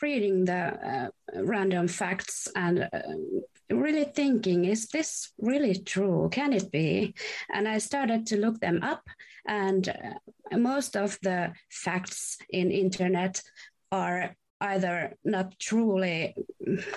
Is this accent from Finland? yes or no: yes; Hyvinkää, Uusimaa, Finland; English is a second language; I'm from Hyvinkää, which is pretty close to Helsinki, which is our capital